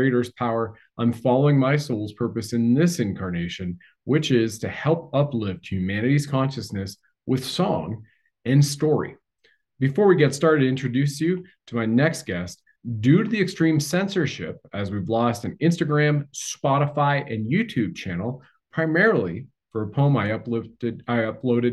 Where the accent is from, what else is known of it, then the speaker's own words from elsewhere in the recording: Canada; I grew up in Canada, right? Was part of the Canadian Armed Forces